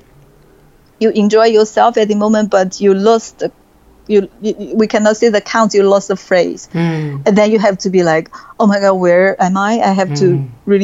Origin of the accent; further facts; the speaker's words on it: China; moved away as an adult; I came out from China.